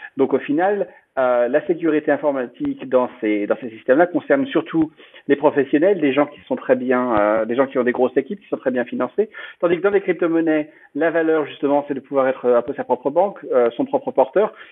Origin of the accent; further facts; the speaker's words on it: France; moved away as an adult; also born or lived in United States; je suis euh, français à l'origine. Euh, j'ai grandi, j'ai grandi en France, j'ai fait mes études ici, et puis bon, j'ai vécu aux États-Unis pendant depuis une douzaine d'années